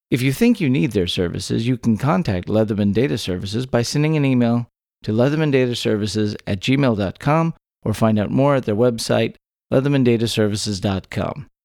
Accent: Texas, United States; born or raised there

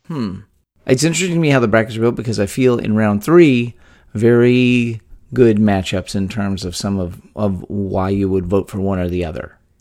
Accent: Texas, United States; born or raised there

